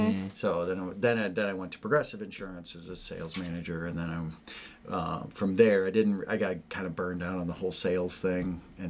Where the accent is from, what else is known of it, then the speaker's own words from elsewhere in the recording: Davenport, Iowa, United States; also born or lived in Bettendorf / Spokane, Washington; I grew up in Davenport. So okay. I grew up on the west side of Davenport. And now I live in Bettendorf.